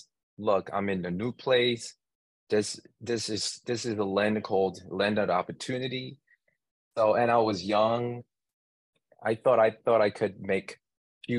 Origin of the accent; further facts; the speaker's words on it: New York, United States; I'm from New York